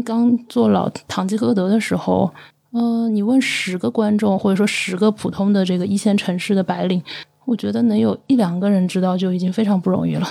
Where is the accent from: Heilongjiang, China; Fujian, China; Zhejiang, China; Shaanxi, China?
Zhejiang, China; 我是浙江人，嗯。就感觉可能那个从商的氛围比较，比较浓重